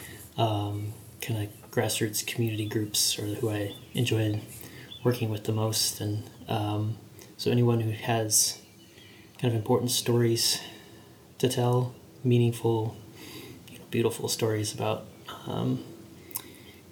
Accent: Kansas City, United States; I'm from Kansas City, okay. Born and raised, still live here

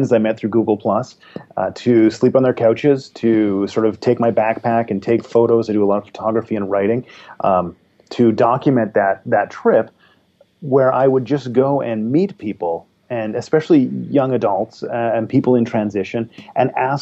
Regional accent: Sunshine Coast, British Columbia, Canada; I am from the Sunshine Coast, which is north of Vancouver, British Columbia.

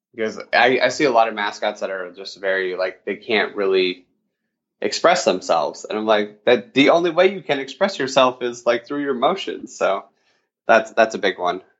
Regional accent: Utah, United States; I grew up in Utah

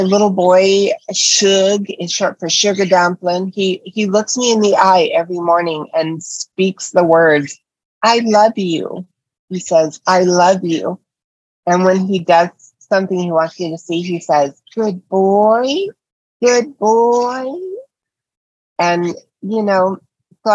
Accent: Nashville, Tennessee, United States; moved away as an adult; also born or lived in Hollywood; I love Tennessee and I'm proud to have grown up there

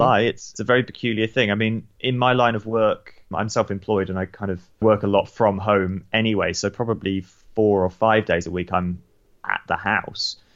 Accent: United Kingdom; also born or lived in New Zealand; we moved back to the U K when I was about six.

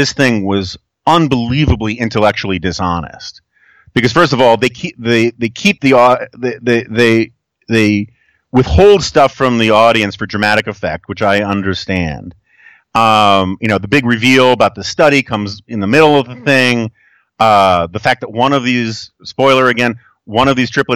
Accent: New York City, New York, United States; Growing up in New York City

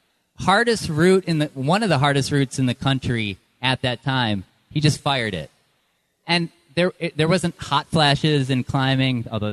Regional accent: Baraboo, Wisconsin, United States; now in New Hampshire, United States; I grew up in Baraboo, and like I said, I live in New Hampshire

